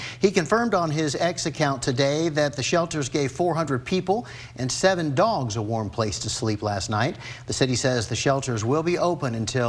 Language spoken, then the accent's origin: English; Texas, United States; I grew up in Texas.